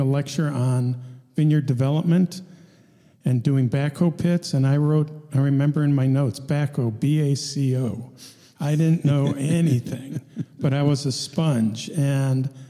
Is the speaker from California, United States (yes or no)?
yes; Southern California, United States; also born or lived in Bronx, New York; I grew up in Southern California